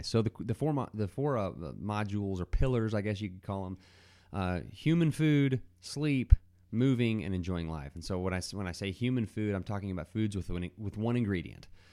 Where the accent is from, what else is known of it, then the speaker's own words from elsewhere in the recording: Dallas, Texas, United States; now in Abilene, United States; grew up in the Dallas area. So I'm a Texan, and I live in Abilene, Texas now